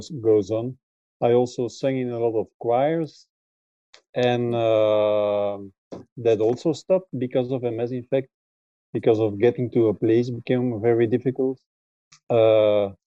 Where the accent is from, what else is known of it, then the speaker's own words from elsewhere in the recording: Belgium; I'm from Belgium.